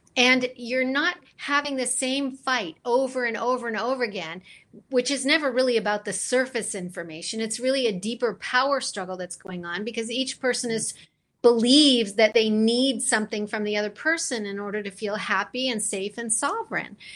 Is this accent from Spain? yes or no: no; London, Ontario, Canada; I, I grew up actually in London, Ontario